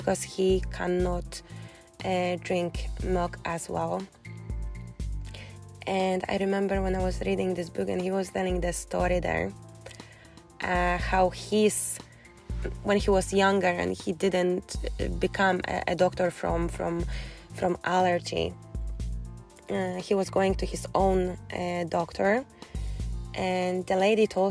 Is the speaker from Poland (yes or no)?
yes; Poland; English is a second language; moved away as an adult; now in Scotland, United Kingdom; when I moved first time to Scotland from Poland